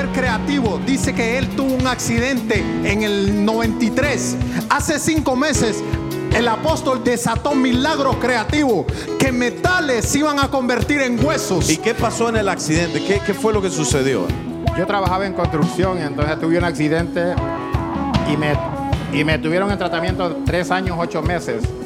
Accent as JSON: {"language": "Spanish", "country": "Honduras", "moved": "yes", "said": "yo soy hondureño"}